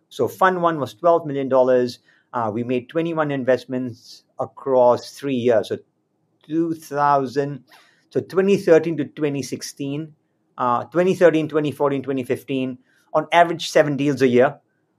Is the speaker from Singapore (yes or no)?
yes; Singapore; moved away; also born or lived in London / Bombay; I was living in London in those days. I had never lived in India in my life. I was born and brought up in Singapore.